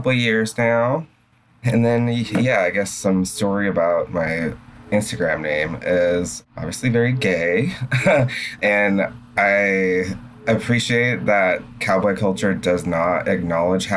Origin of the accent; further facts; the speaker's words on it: a farm town near Seattle, Washington, United States; now in Seattle, United States; I am from Seattle, not from the city itself, but from a little farm town known for soccer